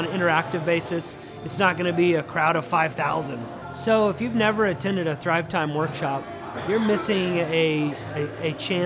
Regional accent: Denver, Colorado, United States; now in Tulsa, United States; I'm originally from Denver, but I live right here in Tulsa

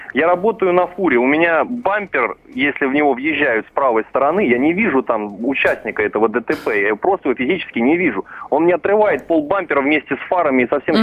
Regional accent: Vladimir, Vladimir Oblast, Russia; сам я из Владимира

